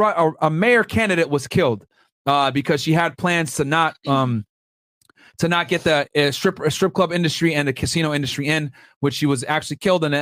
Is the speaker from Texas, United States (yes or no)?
no; New Haven, Connecticut, United States; I'm from New Haven area.